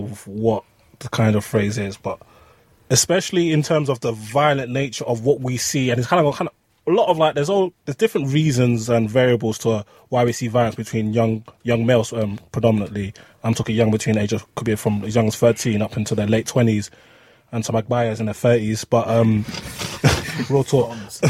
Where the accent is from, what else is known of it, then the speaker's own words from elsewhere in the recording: London, United Kingdom; We're both from Northwest.